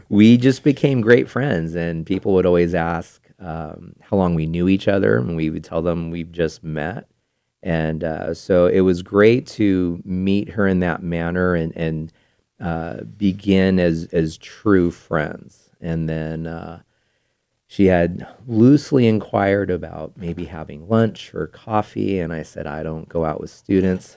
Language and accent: English; Bay Area, California, United States; moved away as an adult; now in Placer County, United States; I grew up in the Bay Area